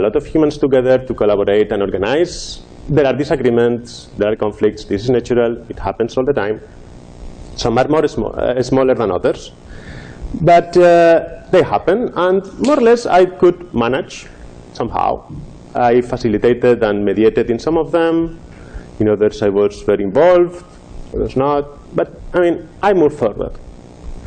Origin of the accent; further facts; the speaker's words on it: Madrid, Community of Madrid, Spain; moved away; I was living in Madrid, my hometown in Spain